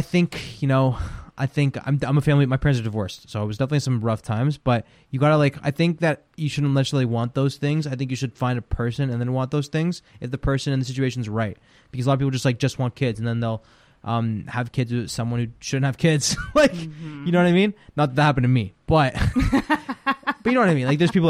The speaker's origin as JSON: {"language": "English", "country": "Ukraine", "second_language": "English", "said": "Yeah, yeah. But no, we're from Ukraine through and through, and yeah, it's pretty cool."}